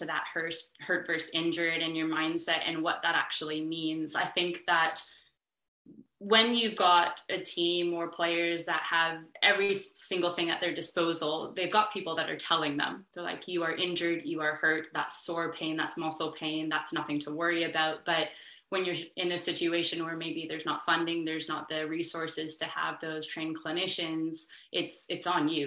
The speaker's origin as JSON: {"language": "English", "country": "United States", "also_born_or_lived": "Canada", "moved": "as an adult", "lives_now": "Australia", "said": "I'm American, my designation is an athletic trainer from the States."}